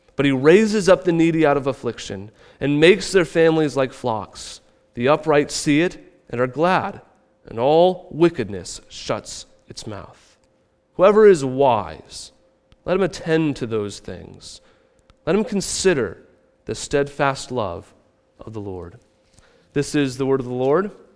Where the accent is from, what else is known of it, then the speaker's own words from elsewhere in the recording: Midwest, United States; moved away; I come from the Midwest